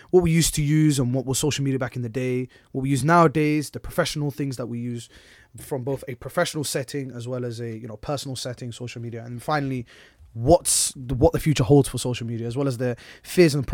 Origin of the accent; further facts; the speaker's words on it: Manchester, North West England, United Kingdom; accent: Manchester; now in Luton, United Kingdom; my old ends back before I came to Luton, man was a Manny boy. I know you can't hear it from my accent, because I literally got my, I literally, tangent